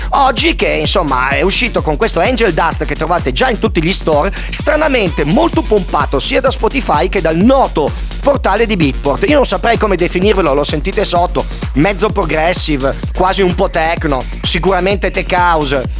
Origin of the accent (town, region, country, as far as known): Apulia, Italy